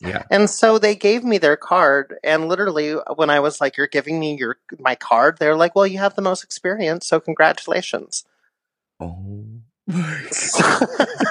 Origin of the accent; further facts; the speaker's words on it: Poway, California, United States; I grew up in San Diego